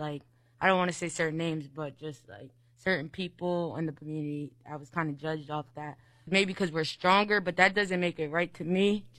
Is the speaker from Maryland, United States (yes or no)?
no; Trenton, New Jersey, United States; being black, just like, and where I'm from Trenton, and like the stereotype there is like, you know, like it's like very violent and like a lot of gangs and stuff like that.